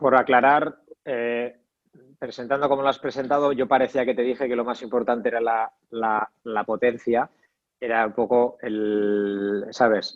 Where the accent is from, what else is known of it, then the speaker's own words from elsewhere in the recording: Basque Country, Spain; estudié INEF en Vitoria, en el, País Vasco, de donde, de donde soy